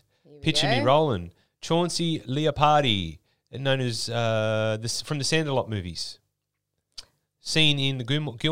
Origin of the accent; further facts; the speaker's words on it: Australia; we're Australian